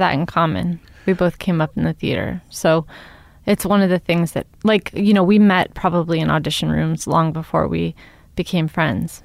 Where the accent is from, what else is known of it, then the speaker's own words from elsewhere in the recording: Los Angeles, California, United States; I grew up in Venice Beach